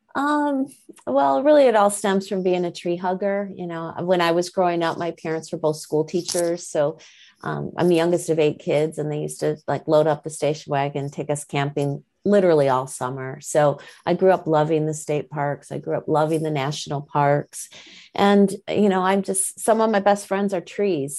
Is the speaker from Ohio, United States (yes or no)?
no; Michigan, United States; moved away; I'm originally from Michigan